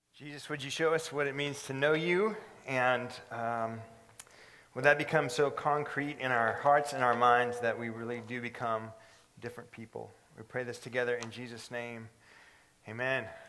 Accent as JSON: {"language": "English", "region": "California", "country": "United States", "moved": "yes", "said": "I'm from California"}